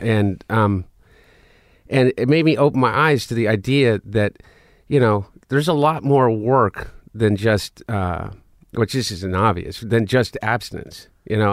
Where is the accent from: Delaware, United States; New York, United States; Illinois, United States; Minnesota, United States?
Delaware, United States; also born or lived in Portland, Oregon; we grew up in Delaware